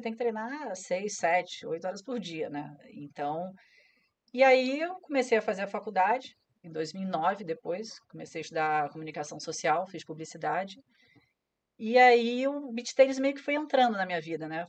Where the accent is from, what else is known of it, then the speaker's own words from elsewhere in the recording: Rio de Janeiro, Brazil; eu sou carioca lá no, no Yacht Clube Jardim Guanabara na ilha, do governador